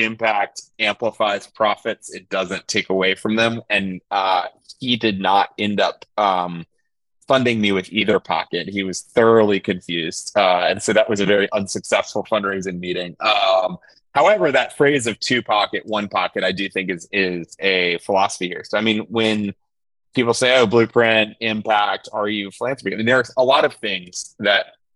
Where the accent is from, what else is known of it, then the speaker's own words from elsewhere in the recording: Atlanta, Georgia, United States; now in Charlotte, United States; I grew up in Atlanta